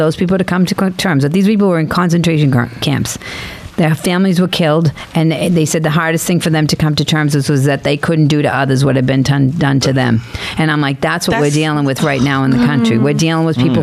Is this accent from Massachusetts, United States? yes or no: yes; Boston, Massachusetts, United States; I come from Dorchester.